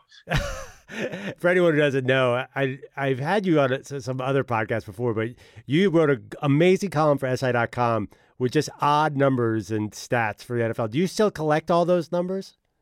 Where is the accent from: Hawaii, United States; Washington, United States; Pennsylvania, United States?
Pennsylvania, United States; Philadelphia; I grew up in Philadelphia